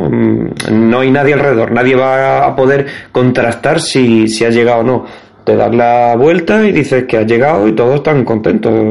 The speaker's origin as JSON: {"language": "Spanish", "region": "Andalusia", "country": "Spain", "said": "tampoco sé pronunciar Ascensión porque soy andaluz"}